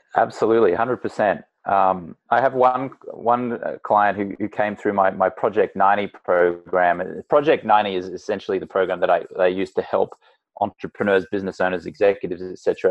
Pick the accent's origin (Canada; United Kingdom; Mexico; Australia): Australia; moved away as an adult; now in United States; I'm Australian American, and I grew up in an Australian drinking